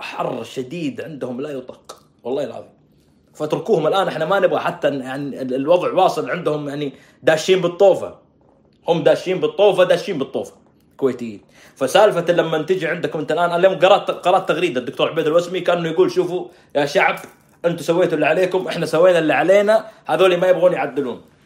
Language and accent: Arabic; Saudi Arabia; عندنا في السعوديه